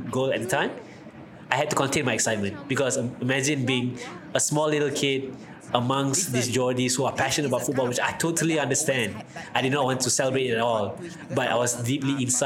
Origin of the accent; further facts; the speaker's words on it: Malaysia; as a proud Malaysian